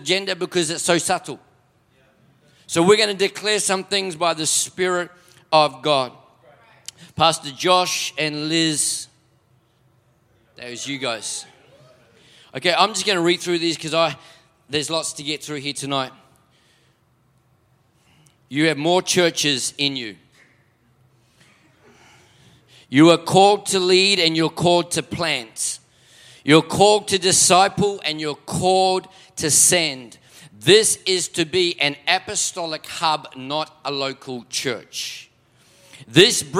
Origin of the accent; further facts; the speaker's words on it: Auckland, New Zealand; moved away as an adult; now in Melbourne, Australia; I am a Kiwi, born and bred for 20 years up in South Auckland